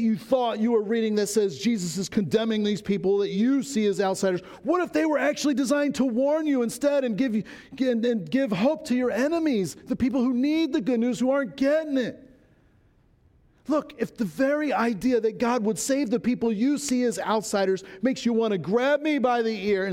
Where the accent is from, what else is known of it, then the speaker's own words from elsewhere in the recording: Baltimore County, Maryland, United States; moved away; I grew up in Baltimore County